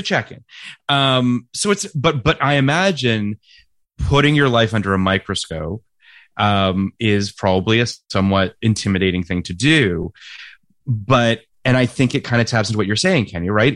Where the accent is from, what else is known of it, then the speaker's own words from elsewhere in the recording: Toronto, Ontario, Canada; moved away; also born or lived in California; when I go home to Toronto, even friends, contemporaries of mine that I went to high school